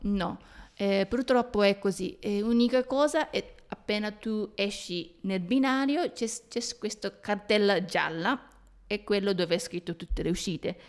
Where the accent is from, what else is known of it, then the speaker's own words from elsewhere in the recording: Japan; noi giapponesi